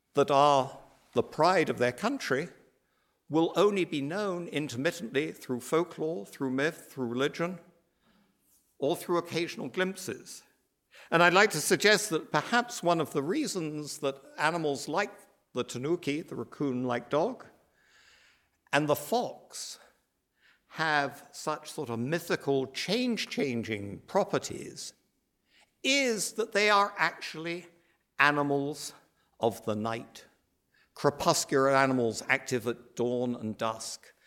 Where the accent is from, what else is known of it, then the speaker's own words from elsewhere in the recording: United Kingdom; also born or lived in Ireland; as you can probably tell from my accent, I come from that other island archipelago